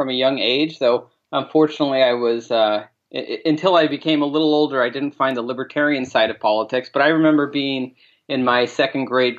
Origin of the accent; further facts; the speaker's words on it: Maine, United States; also born or lived in New York City; my home state of Maine. And I've been there ever since